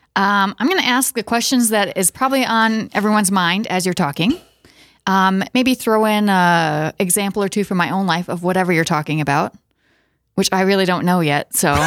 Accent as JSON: {"language": "English", "region": "South Dakota", "country": "United States", "also_born_or_lived": "Iowa", "said": "we are originally from South Dakota"}